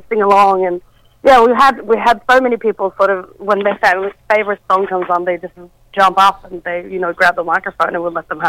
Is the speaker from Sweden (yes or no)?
yes; Sweden; now in Australia; I'm from Sweden